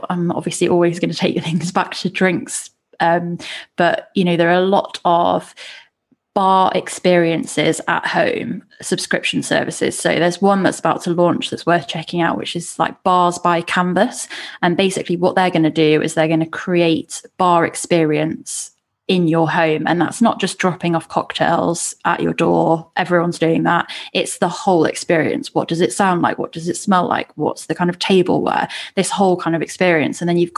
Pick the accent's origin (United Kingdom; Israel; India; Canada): United Kingdom; We're British